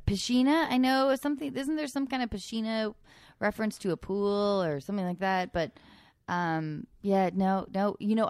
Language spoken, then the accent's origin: English; Edmonds, Washington, United States; Keenan I'm from Edmonds, Washington, Keenan.